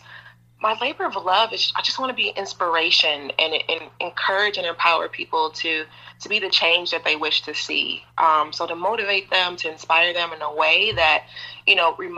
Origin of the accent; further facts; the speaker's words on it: Appalachia, Kentucky, United States; also born or lived in Detroit, Michigan; born in Detroit to two amazing, wonderful parents, Detroit, Michigan. And then, you know, fast forward, my parents, their relationship didn't work out. They got a divorce. And so my mother decided to move her daughters to Appalachia, Kentucky.